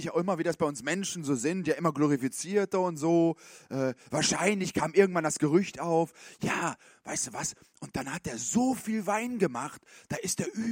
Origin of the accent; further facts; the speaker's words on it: Switzerland; Man hat doch als Schweizer auch, ich meine, als, ähm, Ne, muss man auch im Schema haben.